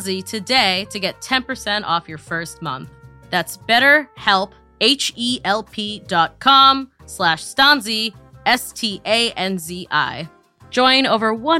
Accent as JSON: {"language": "English", "region": "Massachusetts", "country": "United States", "tie": "born or raised there", "moved": "yes", "lives_now": "New York, United States", "said": "growing up in New England, especially in like Massachusetts"}